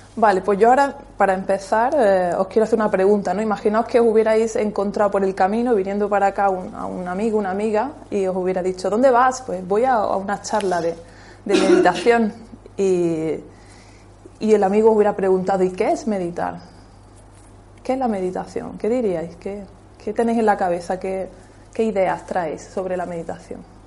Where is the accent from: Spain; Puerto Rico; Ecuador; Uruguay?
Spain; Almuñécar, Andalusia; En aquella época yo nací en Almuñeca